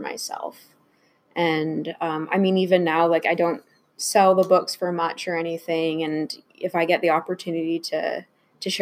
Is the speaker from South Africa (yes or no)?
no; Canada; I am French Canadian, so I already feel living in an English society